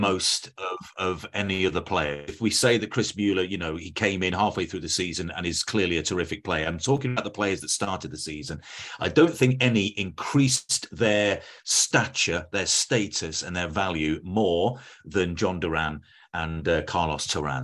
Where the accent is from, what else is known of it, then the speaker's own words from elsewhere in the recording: England, United Kingdom; I'm English. I'm as English as they come.